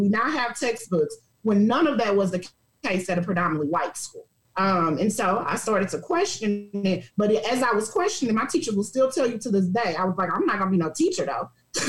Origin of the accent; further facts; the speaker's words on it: St. Louis, Missouri, United States; also born or lived in Dallas, Texas; So I actually grew up, I was born in St. Louis. We did a lot of back and forth moving between St. Louis and Dallas as I was coming up.